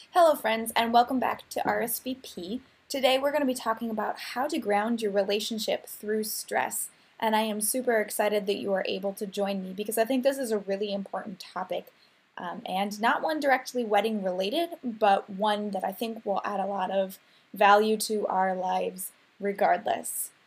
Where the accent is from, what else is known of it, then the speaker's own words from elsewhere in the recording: Minnesota, United States; I'm Minnesotan. I'm very yeah. proud of being Minnesotan